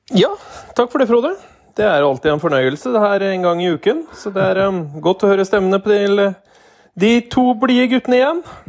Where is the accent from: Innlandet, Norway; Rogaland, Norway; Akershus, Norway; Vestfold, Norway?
Innlandet, Norway; Hedmark; som hedmarking